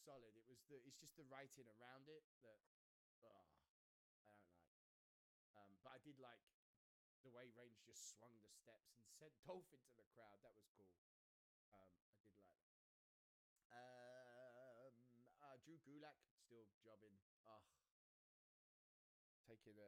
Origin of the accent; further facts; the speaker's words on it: United Kingdom; as a Brit